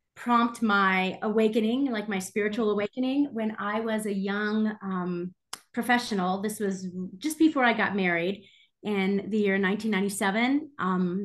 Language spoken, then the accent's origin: English; the Carolinas, United States; also born or lived in New Zealand; growing up in the Carolinas